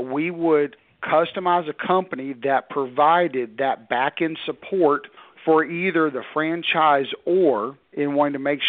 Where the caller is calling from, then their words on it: Knoxville, Tennessee, United States; Outside of Knoxville, Tennessee.